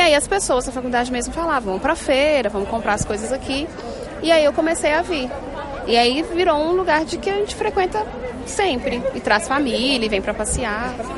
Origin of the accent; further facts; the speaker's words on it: Nova Lima, Minas Gerais, Brazil; eu sou de Nova Lima